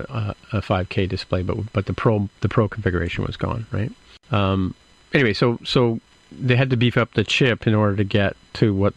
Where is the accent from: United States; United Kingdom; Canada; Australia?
Canada; I'm Canadian